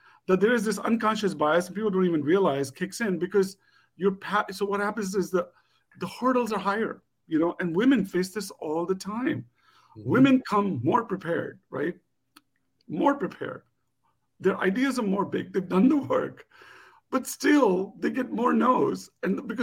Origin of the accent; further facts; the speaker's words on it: India; And as an Indian entrepreneur, South Asian entrepreneur back in the day